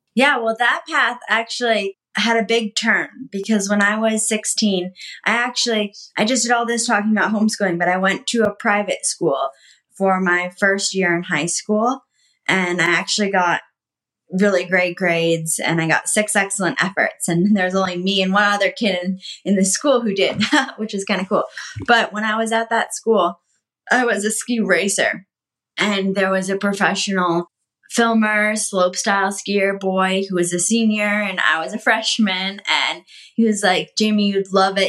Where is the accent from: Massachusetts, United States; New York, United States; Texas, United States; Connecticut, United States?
Connecticut, United States; I grew up in Connecticut